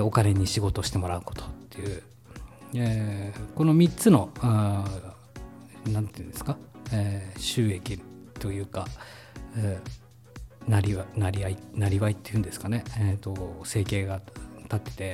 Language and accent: Japanese; Hokkaido, Japan; 僕は北、 北海道出身なんで